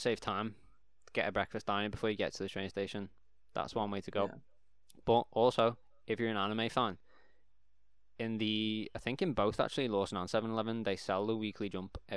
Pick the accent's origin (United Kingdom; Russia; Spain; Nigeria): United Kingdom; England; We're English